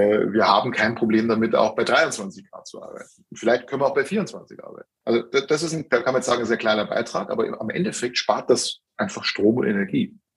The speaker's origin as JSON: {"language": "German", "country": "Germany", "lives_now": "Austria", "said": "Ich wünschte mir, das gäbe es in meiner Heimat Deutschland"}